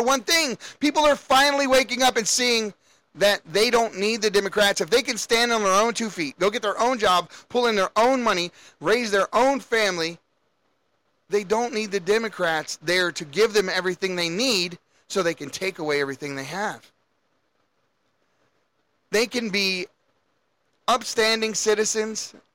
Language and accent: English; Baltimore, Maryland, United States; I grew up in Baltimore